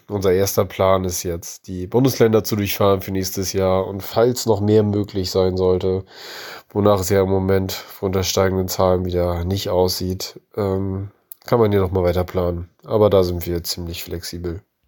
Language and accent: German; near East Frisia, Lower Saxony, Germany; wir kommen ganz aus dem Nordwesten Deutschlands, also kurz vor Ostfriesland